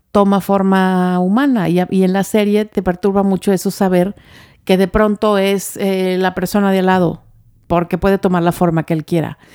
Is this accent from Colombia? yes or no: no; Mexico; somos los mexicanos